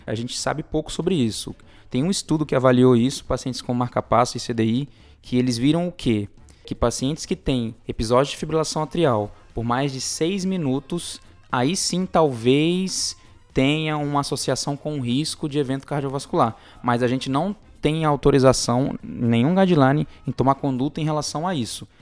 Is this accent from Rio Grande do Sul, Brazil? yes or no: no; Guajará-Mirim, Rondônia, Brazil; moved away; also born or lived in Macaé; pessoal lá da minha terra, o pessoal de Rondônia, principalmente Guajaramirim